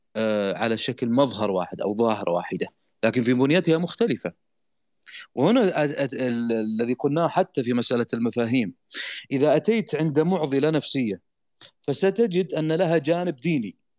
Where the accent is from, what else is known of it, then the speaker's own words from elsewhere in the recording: Saudi Arabia; عندنا في السعودية